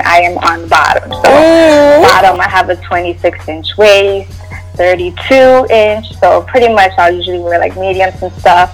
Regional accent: Jersey City, New Jersey, United States; I am from Jersey City, New Jersey. I'm an East Coast girl

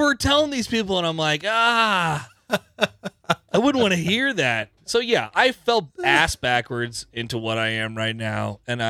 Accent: Omaha, Nebraska, United States; moved away as an adult; now in Lincoln, United States; I love Omaha. I lived there all my life. It's until the last, like, 6 years, basically.

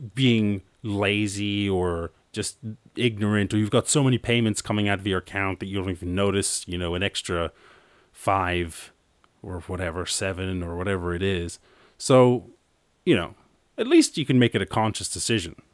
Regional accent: Ireland; I'm Irish

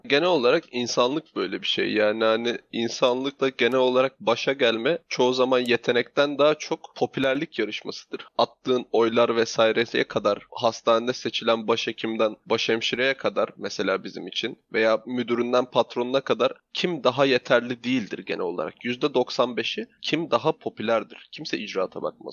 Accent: Black Sea Region, Turkey; Biz Karadenizliyiz, horon teperiz.

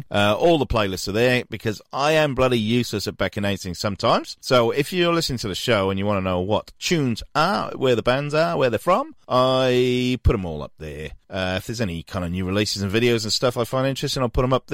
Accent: Newport, Wales, United Kingdom; Newport, my hometown

